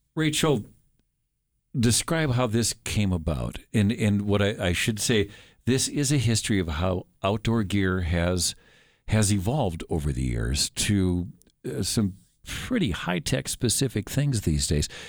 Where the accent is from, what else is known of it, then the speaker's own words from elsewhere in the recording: Minnesota, United States; moved away as an adult; also born or lived in Montana; I was raised in Minnesota